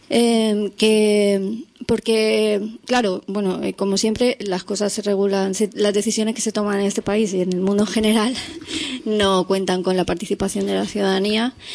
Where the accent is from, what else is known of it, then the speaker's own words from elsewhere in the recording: Elche, Valencian Community, Spain; los tres somos de Elche, de Alicante